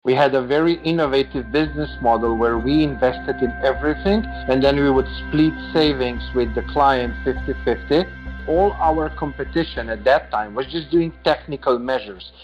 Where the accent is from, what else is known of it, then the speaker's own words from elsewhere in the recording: Slovenia; moved away as an adult; now in Serbia; I grew up in Slovenia and I lived in Slovenia most of my life. Uh, it was just three years ago that I moved to Serbia